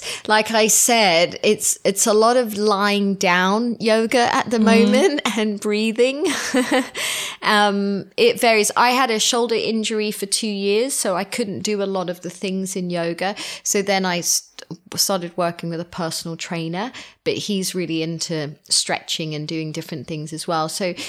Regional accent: Hong Kong; But we were raised in the East. So we were raised in Hong Kong, and it was always, you'd buy your vegetables and your fish and everything in a market

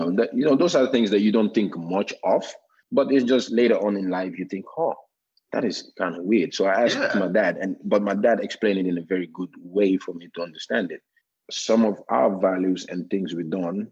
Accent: Norway; born or raised there; English is a second language; moved away as an adult; also born or lived in Gambia; now in Canada

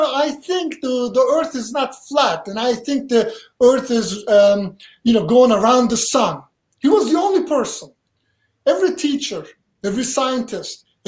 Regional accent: Turkey; English is a second language; also born or lived in Charlotte, North Carolina, United States; now in United States; I grew up in Turkey, subject to mental abuse, physical abuse, all kinds of stuff. I could not wait till I run away. I run away, I came to America

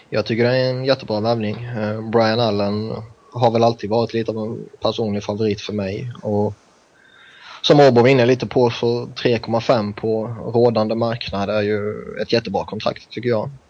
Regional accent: Sweden; now in San Francisco, United States; Så jag ska vara glad att bo i Kalifornien.

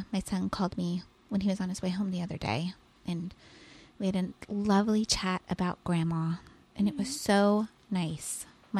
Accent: California, United States; moved away; also born or lived in Fort Worth, Texas; we're from California

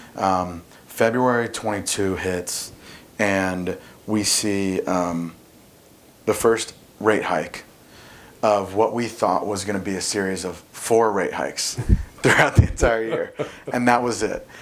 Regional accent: Indianapolis, Indiana, United States; now in Zionsville, United States; I'm from Indianapolis, live in Zionsville now, uh, so I haven't moved too far away

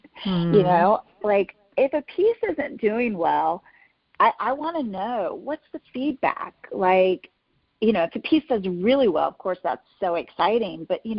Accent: the South, United States; accent: Southern; I spent a whole year about speech to get rid of my Southern accent and to learn how to go into an audition without a Southern accent.

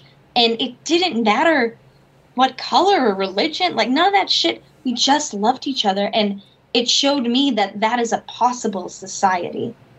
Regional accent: Boston, Massachusetts, United States; I'm from Boston.

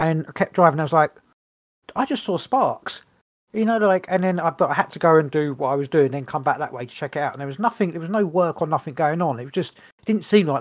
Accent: England, United Kingdom; we're English

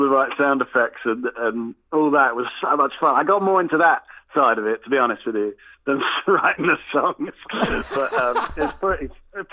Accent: Watford, East of England, United Kingdom; moved away; we come from Watford. We're scattered around a bit now, but, you know, we're Watford lads

